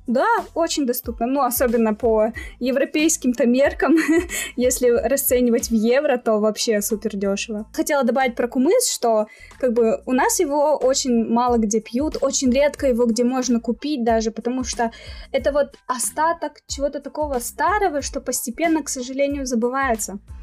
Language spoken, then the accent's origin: Russian; Pavlodar, Pavlodar Region, Kazakhstan; moved away as an adult; now in Almaty, Kazakhstan; я родилась в Павлодаре, а, то есть это на друг, в другой части страны, но в студенческие годы я переехала сюда, в Алмату